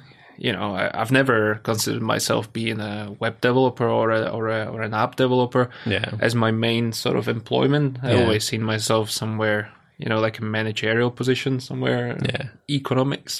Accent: Slovakia; now in United Kingdom; I'm from Slovakia

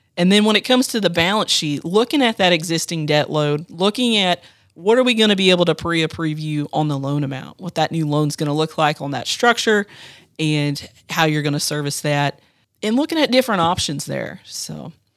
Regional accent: Marion County, Ohio, United States; I grew up in Marion County on a small livestock farm

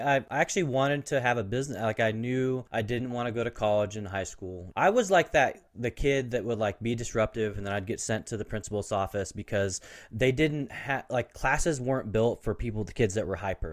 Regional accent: Portland, Oregon, United States; I grew up in Portland

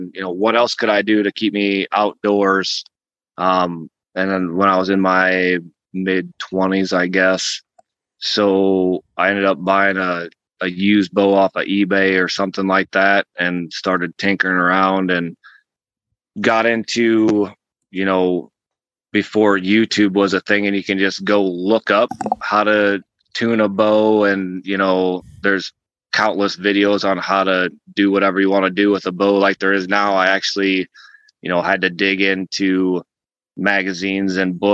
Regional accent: North Central Iowa, United States; I grew up in North Central Iowa

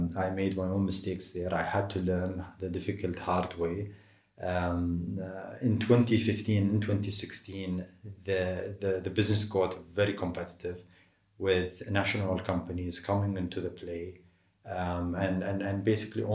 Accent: Dubai, United Arab Emirates; also born or lived in Boston, United States; I grew up in Dubai. I left to the US and studied in Boston, 1999 to 2004. Came back

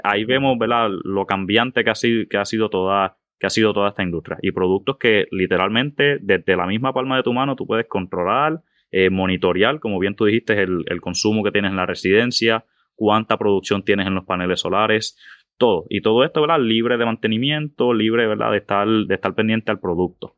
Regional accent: Moca, western Puerto Rico, Puerto Rico; also born or lived in Aguadilla, Puerto Rico; nacido y criado en el área oeste de Puerto Rico. Eh, eh, nacido en el pueblo de Aguadilla. Me crié toda mi vida y vivo actualmente en el pueblo de Moca

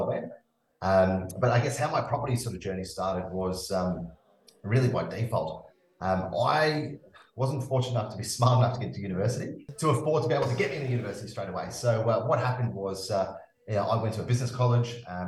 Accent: Zimbabwe; accent: twang; also born or lived in Newcastle, Australia; now in Australia; I've got a bit of a twang in my accent, and the reason behind that is I grew up in Zimbabwe

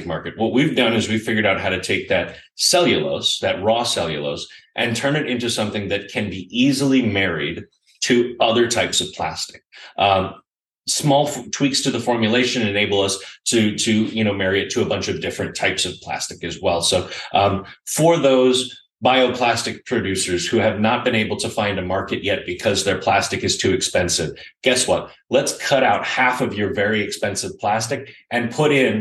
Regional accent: United States; also born or lived in Austin, Texas; as an American millennial

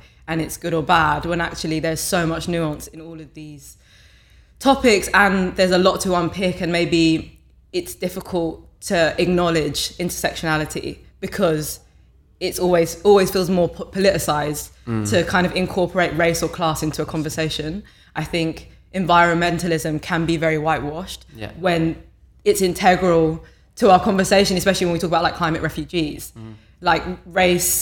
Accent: London, United Kingdom; I'm from New Cross Gate, Lewisham Borough, went to primary school, secondary school, college there.

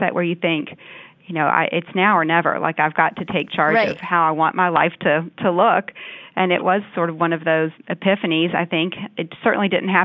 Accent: Louisville, Kentucky, United States; also born or lived in Washington, D.C. area / Alexandria; moved back to my hometown, which is Louisville, Kentucky, and worked here

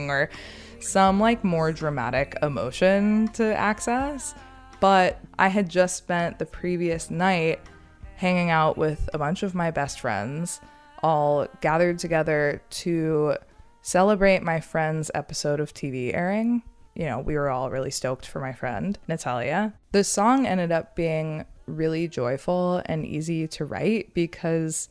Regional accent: Los Angeles, California, United States; I was born and raised in Los Angeles.

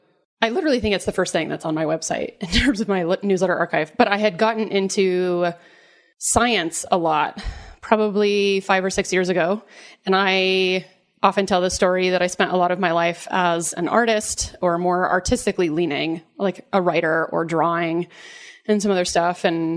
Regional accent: the South, United States; And I remember growing up in the South and hearing, you know, stories about Jesus

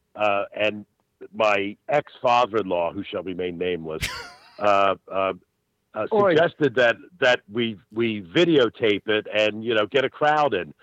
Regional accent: Philadelphia, Pennsylvania, United States; when I was about eight or nine years old, it, uh, growing up in South Philly

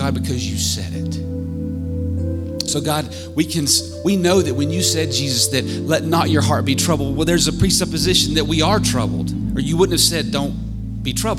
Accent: United States; as American who's done some mission work and other things

